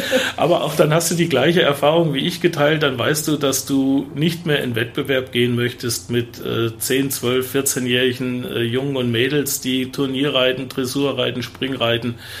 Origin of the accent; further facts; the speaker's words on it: Fulda, Hesse, Germany; Obwohl wir in Engelhelms gewohnt haben, sage ich mal, und ich, ich eigentlich ein Engelhelmser bin